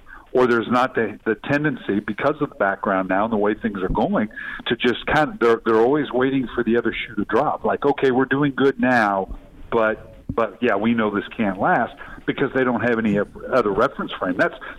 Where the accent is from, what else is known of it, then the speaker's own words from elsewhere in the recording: Ohio, United States; I was born in Ohio. I'm an Ohio guy.